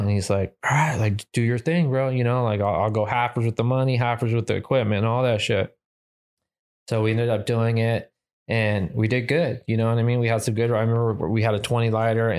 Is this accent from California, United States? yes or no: yes; Whittier, California, United States; born and raised in Whittier